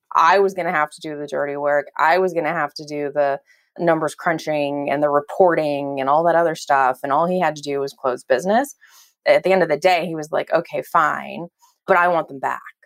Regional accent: Belgium; now in California, United States; I was born in Belgium and my entire family's still there except for my parents who, who live out here in California

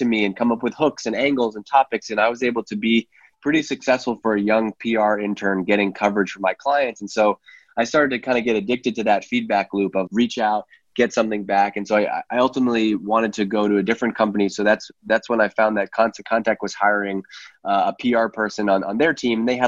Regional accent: Worcester, Massachusetts, United States; also born or lived in Staten Island, New York; I was born in Worcester, Massachusetts

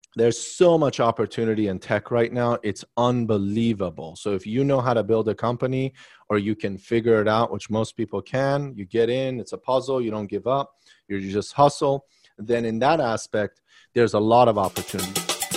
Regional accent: Maryland, United States; also born or lived in Arlington, Virginia; now in Washington, D.C., United States; I grew up in Maryland. I was seven

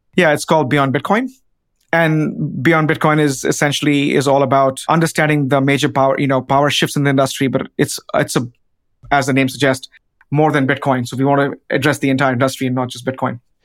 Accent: India; now in United States; a village in India, which is, again, my home country

